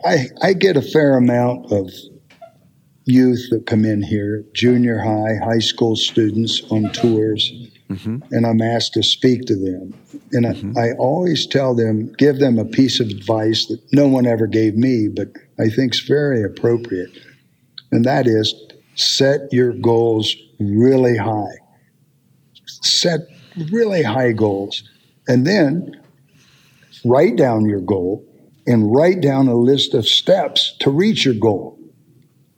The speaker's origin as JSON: {"language": "English", "region": "Appalachia", "country": "United States", "said": "being a Appalachian country boy"}